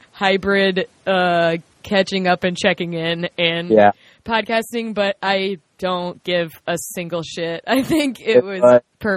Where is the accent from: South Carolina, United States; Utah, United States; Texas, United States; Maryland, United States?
South Carolina, United States; Lancaster; I'm from Lancaster.